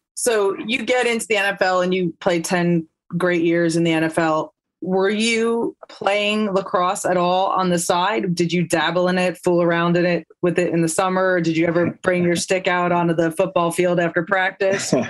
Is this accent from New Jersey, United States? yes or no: yes; Livingston, New Jersey, United States; I grew up in Livingston